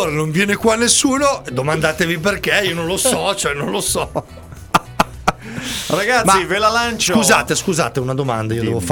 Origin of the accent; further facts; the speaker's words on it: Busto Arsizio, Lombardy, Italy; Posso da bustocco.